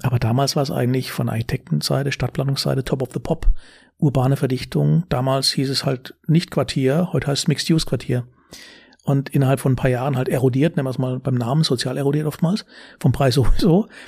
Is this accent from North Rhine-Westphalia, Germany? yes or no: no; Karlsruhe, Baden-Württemberg, Germany; accent: süddeutscher Singsang; moved away as an adult; also born or lived in Frankfurt Rhein-Main; now in Frankfurt, Germany; Ich komme aus Baden. Bin geboren in Karlsruhe. Ja. Äh, hört man vielleicht ab und zu.